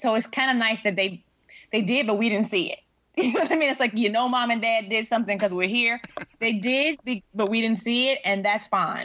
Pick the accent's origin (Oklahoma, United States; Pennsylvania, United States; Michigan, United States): Michigan, United States; Detroit; also born or lived in Seattle, United States / Tacoma, United States; now in Los Angeles, United States; the Detroit News, which is like my hometown paper where I grew up